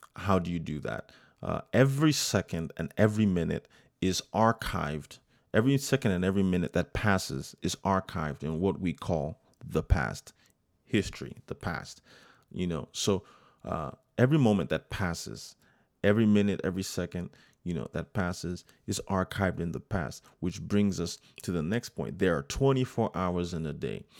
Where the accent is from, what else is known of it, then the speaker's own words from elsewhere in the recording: United States; I was born, I'm first generation American, born here in the United States